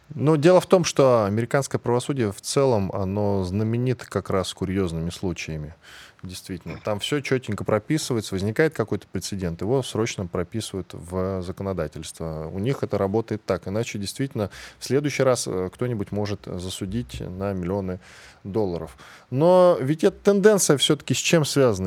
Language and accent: Russian; Russia; я, как человек, который родился и вырос в этой стране